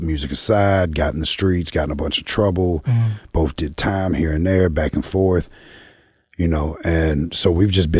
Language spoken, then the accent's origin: English; the South, United States; I'm from the South